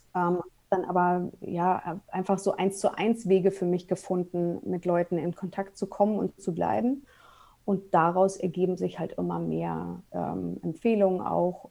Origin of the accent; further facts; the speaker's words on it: Berlin, Germany; also born or lived in Munich suburb; now in Munich area, Germany; ich bin gebürtige Berlinerin und wohne aber mittlerweile mit meinem Mann und mit meinen zwei Kindern äh, in einem Vorort von München.